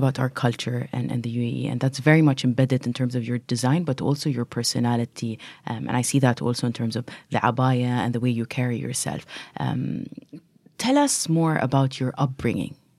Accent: Dubai, United Arab Emirates; from my hometown, Dubai

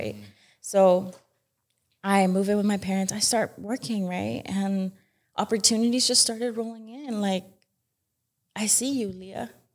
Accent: Utah, United States; born or raised there

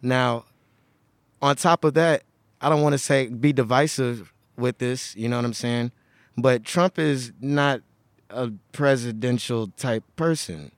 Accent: Houston, Texas, United States; now in Oregon, United States; I am from Houston, Texas

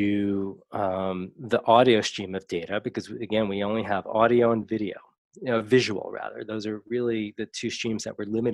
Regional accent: New York, United States; I grew up in New York. My father was from the Bronx and my mother was from Brooklyn

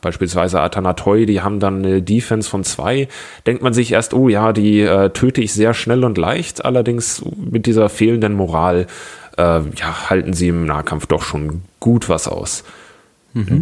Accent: Augsburg, Bavaria, Germany; moved away as an adult; now in Lübeck, Germany; ursprünglich komme ich aus Augsburg

